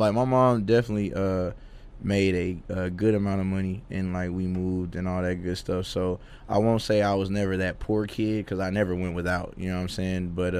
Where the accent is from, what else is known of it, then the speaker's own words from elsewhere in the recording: Dallas, Texas, United States; I'm from Oak Cliff, Texas